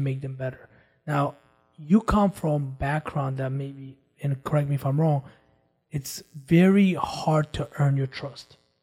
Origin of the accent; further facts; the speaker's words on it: Armenia; moved away; I grew up with a different cultural mindset. I come from Armenia